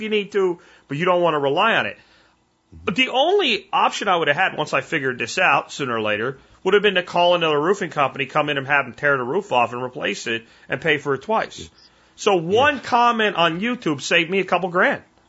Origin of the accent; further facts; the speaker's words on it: Pennsylvania, United States; now in Texas, United States; I'm from Pennsylvania.